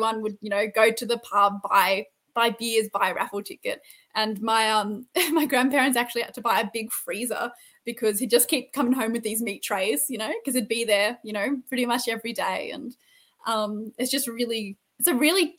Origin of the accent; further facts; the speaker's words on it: Jerilderie, New South Wales, Australia; where I grew up, which is the Southern Riverina. It's not touristy in the slightest, except for the fact that where I grew up in Drildry, Ned Kelly robbed a bank there